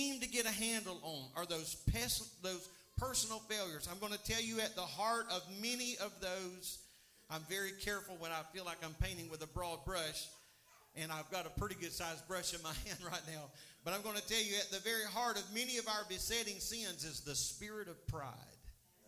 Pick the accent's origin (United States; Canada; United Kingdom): United States; I am an American